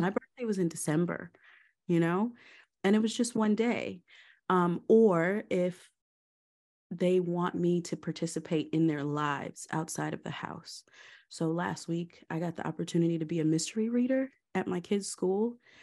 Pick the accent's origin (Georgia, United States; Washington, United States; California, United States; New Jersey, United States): Georgia, United States; also born or lived in Maryland; I was born in Maryland, um, and moved to Georgia when I was about four years old